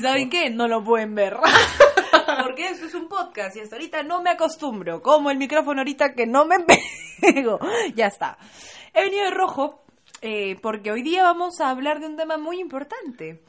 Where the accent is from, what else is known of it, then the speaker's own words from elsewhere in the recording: Peru; estoy orgullosa de ser peruana